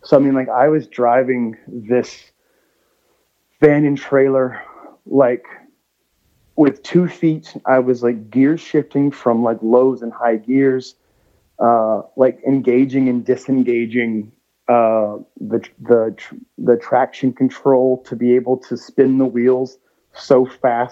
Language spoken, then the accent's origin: English; Georgia, United States; now in Nashville, United States; growing up in Georgia, like especially like around my grandparents' house, there was a ton of pecan trees.